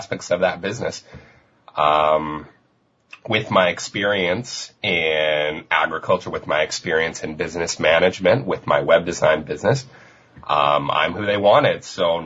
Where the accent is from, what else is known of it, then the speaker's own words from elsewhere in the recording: Denver, Colorado, United States; also born or lived in Vancouver, Canada; now in Victoria, Canada; I'm originally from Denver, Colorado, and I moved